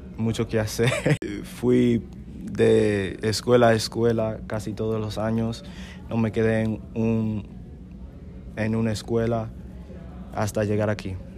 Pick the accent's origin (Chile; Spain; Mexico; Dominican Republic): Dominican Republic; now in United States; De República Dominicana